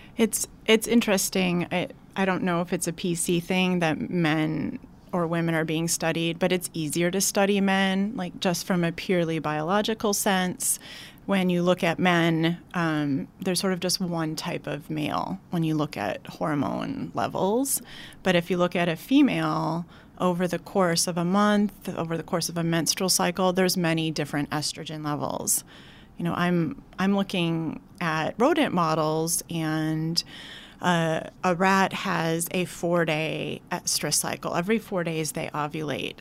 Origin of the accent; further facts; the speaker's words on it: Wisconsin, United States; moved away as an adult; also born or lived in Madison, Wisconsin / Oregon; now in New York, United States; I grew up in a smallish town in Wisconsin